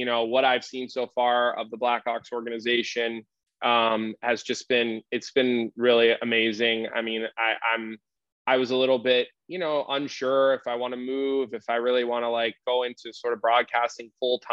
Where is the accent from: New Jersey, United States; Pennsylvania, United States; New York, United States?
Pennsylvania, United States; Philadelphia; moved away as an adult; also born or lived in Radnor Township, Delaware County, Pennsylvania; now in Chicago, United States; I grew up here in Philadelphia